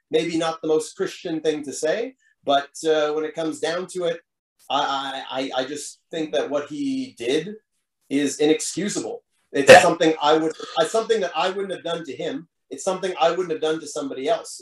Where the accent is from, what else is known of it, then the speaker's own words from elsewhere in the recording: Montreal, Quebec, Canada; my hometown crowd